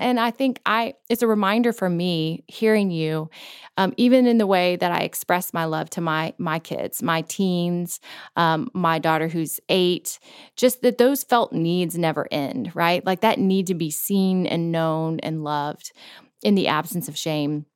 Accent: Florida, United States; we grew up in Florida, which didn't really count as the South

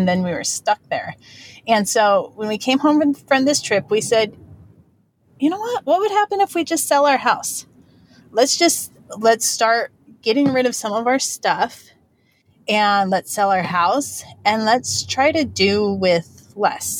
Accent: United States; moved away as an adult; now in American Samoa; We are from mainland U.S., but we moved here to American Samoa

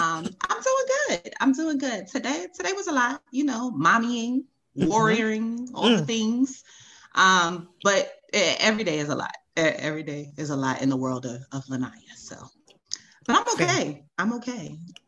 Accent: United States; moved away as an adult; also born or lived in Baltimore; I'm from New York. Like, we see it all the time.

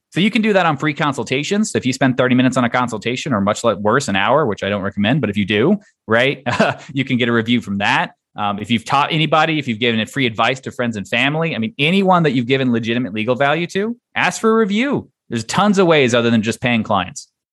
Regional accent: Texas, United States; moved away; I'm originally from Texas

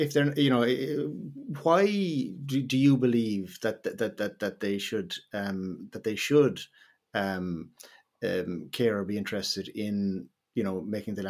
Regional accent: Ireland; as Irish people

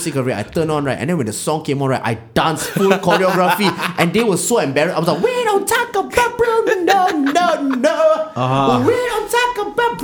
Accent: Malaysia

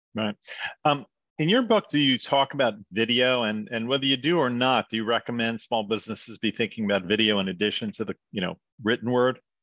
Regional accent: New York, United States; also born or lived in Wichita, Kansas; moved back to New York, where I was from

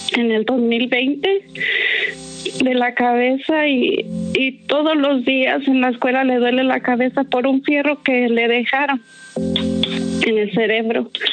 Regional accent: Ciudad Juárez, Chihuahua, Mexico; moved away; yo soy de Ciudad Juárez, voy a Juárez

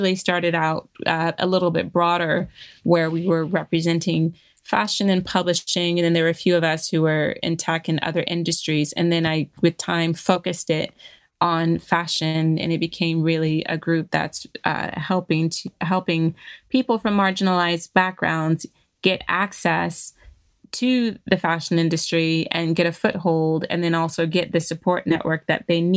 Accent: Virginia, United States; moved away as an adult; now in London, United Kingdom; I grew up in Virginia, in the South, I had a perfectly lovely and enjoyable childhood

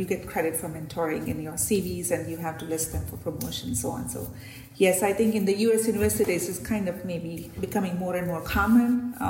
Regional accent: India; obviously research was new because I came from India.

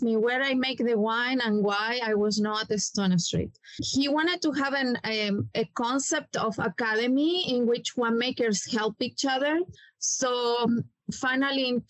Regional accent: Chile; English is a second language; moved away as an adult; now in United States; I am originally from Chile. I study in the Catholic University

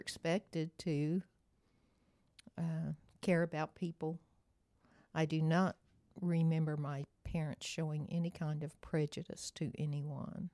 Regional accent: Oklahoma, United States; I grew up, uh, on a farm outside of Cashin, Oklahoma, right in the center of the state, little bitty town

